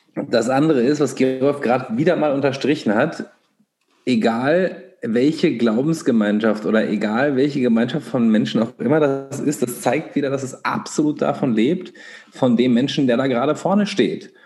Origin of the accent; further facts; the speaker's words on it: Göttingen, Lower Saxony, Germany; in der Stadt, wo wir alle aufgewachsen sind, in Göttingen